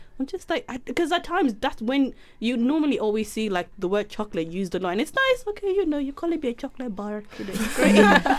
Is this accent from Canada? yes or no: no; United Kingdom; I'm actually British